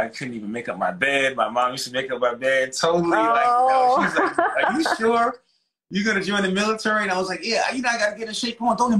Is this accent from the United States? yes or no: yes; New York City, New York, United States; moved away; I'm from Brooklyn, New York, so that would be, I was born in 1970. I'm 51